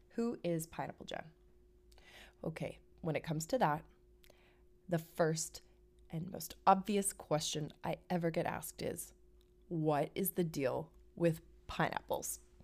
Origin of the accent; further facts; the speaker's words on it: Vancouver, British Columbia, Canada; moved away; I'm from Vancouver, Canada. I'm a West Coast girl